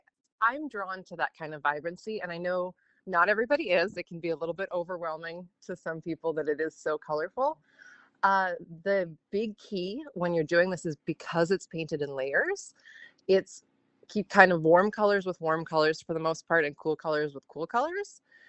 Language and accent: English; Montana, United States; also born or lived in England / Azores / North Dakota; now in St. Paul, United States; Originally, I'm from Montana. And then I went to school in Bemidji.